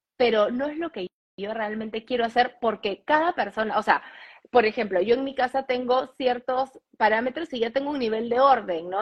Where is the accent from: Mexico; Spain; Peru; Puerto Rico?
Peru; moved away as an adult; also born or lived in New York, United States; now in Miami, United States; Yo crecí en Perú, o sea, nací en Perú, crecí en Perú, estudié en Perú y trabajé en Perú